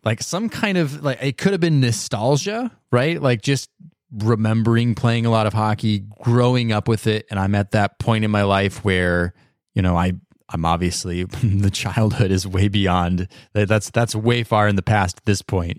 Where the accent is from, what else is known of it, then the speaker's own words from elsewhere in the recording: United States; I grew up in the United States